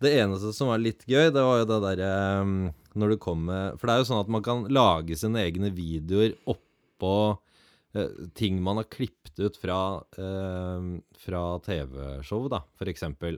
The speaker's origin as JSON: {"language": "Norwegian", "area": "around the Oslo area", "region": "Eastern Norway", "country": "Norway", "tie": "born or raised there", "also_born_or_lived": "Grenland", "moved": "yes", "lives_now": "Finnmark, Norway", "said": "Jeg har vokst opp eh, rundt i ja, Rundt Oslogryta til og fra to timer"}